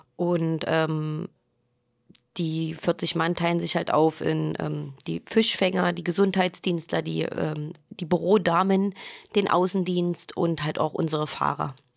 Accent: East Germany, Germany; wir sind in der DDR sozusagen groß geworden

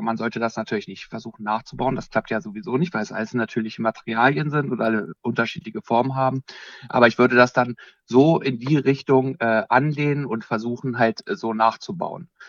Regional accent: Bad Salzdetfurth, Lower Saxony, Germany; Ich komme aus Bad Salzdetford, das ist ungefähr 50 Kilometer südlich äh, von Hannover

